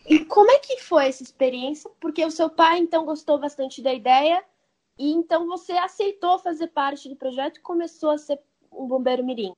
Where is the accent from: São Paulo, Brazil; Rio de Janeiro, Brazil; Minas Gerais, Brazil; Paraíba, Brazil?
São Paulo, Brazil; Eu sou nascida numa cidade grande, eu sou aqui de São Paulo